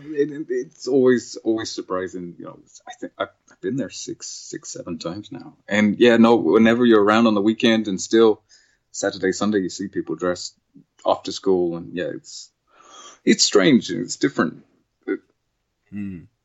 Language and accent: English; England, United Kingdom; moved away; we grew up in in England.